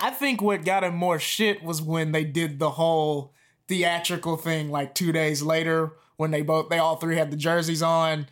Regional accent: Jackson, Mississippi, United States; I'm from Jackson, Mississippi

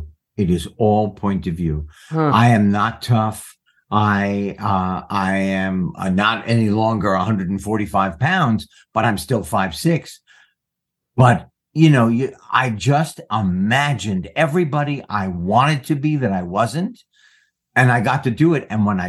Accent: United States; I'm an American. I'm a man. I'm an actor by profession. I am educated. I have a point of view about the life that goes on in my country.

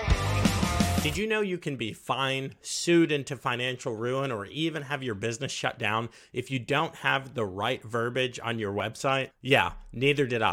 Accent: United States; I'm from the United States

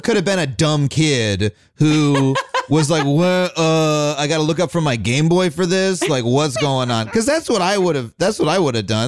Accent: Long Island, New York, United States; I grew up on Long Island

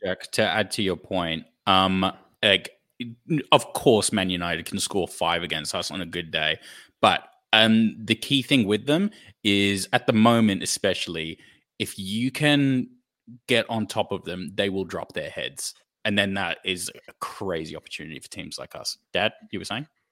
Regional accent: Australia; as an Australian fan

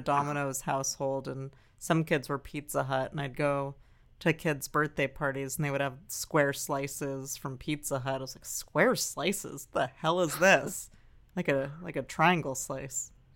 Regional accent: Santa Monica, California, United States; I was born in Santa Monica Hospital

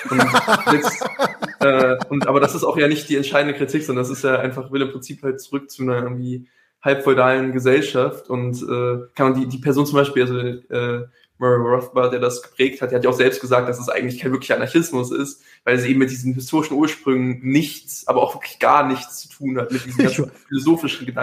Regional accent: Heidelberg, Baden-Württemberg, Germany; Das ist ein war sehr crazy YouTube-Video aus äh, meiner Heimatstadt Heidelberg

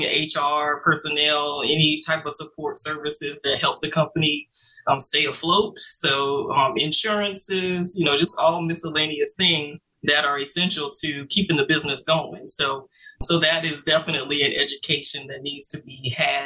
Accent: Orangeburg, South Carolina, United States; I'm originally from South Carolina, Orangeburg, South Carolina

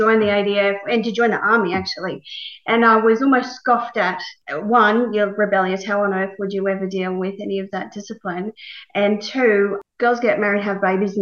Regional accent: Young, New South Wales, Australia; I was born in Young, New South Wales, a very small country town

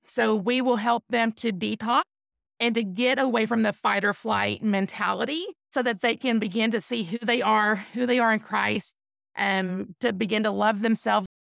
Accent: East Texas, United States; I'm from East Texas

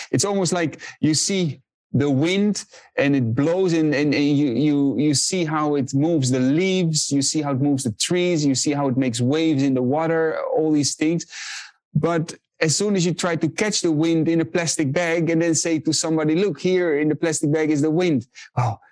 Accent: Netherlands; I was born and raised in the Netherlands

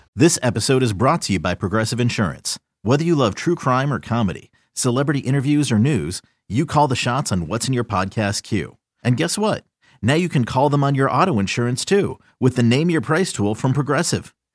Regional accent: Atlanta, Georgia, United States; my childhood growing up in the Atlanta area in the '80s

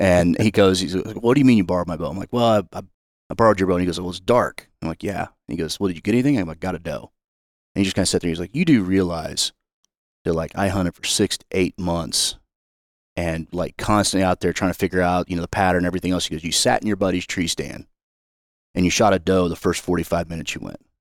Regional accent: Excelsior Springs, Missouri, United States; I grew up in a small town outside of Kansas City called Excelsior Springs

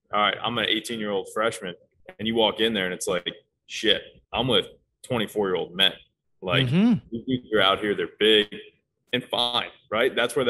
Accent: Fort Myers, Florida, United States; I'm from Fort Myers

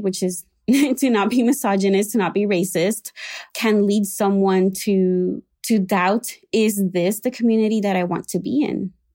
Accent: Puerto Rico; moved away as an adult; now in Chicago, United States; I was raised in Puerto Rico in an evangelical slash Pentecostal, uh, church

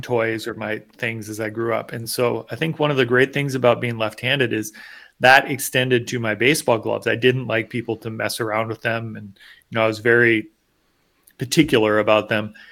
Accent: United States; as an American

